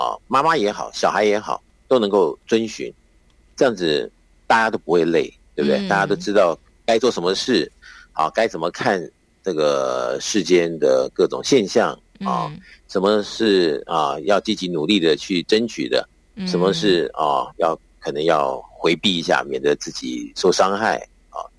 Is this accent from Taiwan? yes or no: no; China; 那么我们中国人对不对？在讲的这些应对进退的这些礼节与否啊